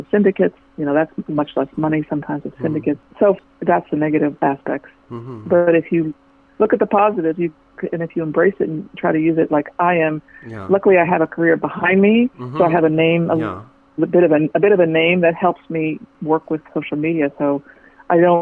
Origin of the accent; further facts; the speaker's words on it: Washington, District of Columbia, United States; I grew up in Washington, D.C., and my father was a physician